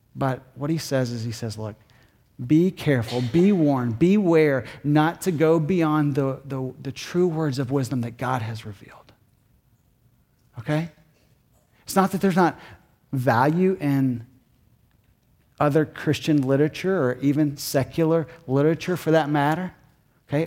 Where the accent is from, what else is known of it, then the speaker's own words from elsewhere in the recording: Kentucky, United States; moved away; I'm from Kentucky